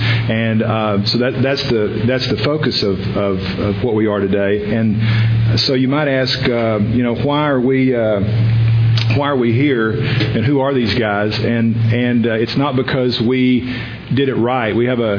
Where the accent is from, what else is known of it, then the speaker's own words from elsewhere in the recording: the South, United States; just from the issues of growing up in the South and having a biracial kid, and the issues that brings up